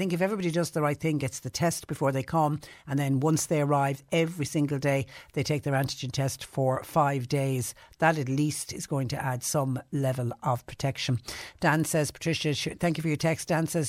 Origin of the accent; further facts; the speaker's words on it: Clonakilty, Munster, Ireland; I'm absolutely amazed at the amount of English registered cars that I saw in my hometown of Clonakilty yesterday while I was in there.